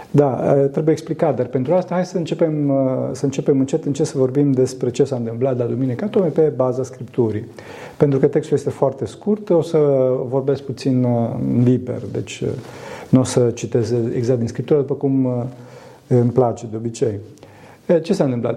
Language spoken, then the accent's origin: Romanian; Transylvania, Romania; sunt din Transilvania